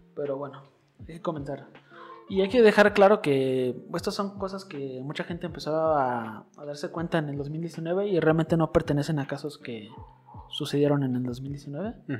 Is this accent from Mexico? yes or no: yes; Mexico; nosotros como mexicanos